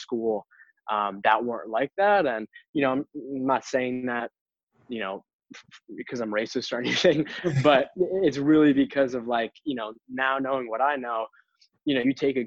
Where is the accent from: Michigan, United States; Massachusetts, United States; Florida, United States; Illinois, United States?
Massachusetts, United States; Boston; I grew up in Boston, East Coast.